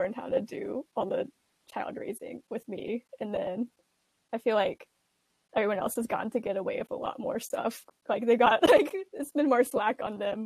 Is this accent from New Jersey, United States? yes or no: no; Birmingham, Alabama, United States; moved away as an adult; also born or lived in Pingjiang, China / Warren, Ohio; we all grew up in Birmingham, Alabama.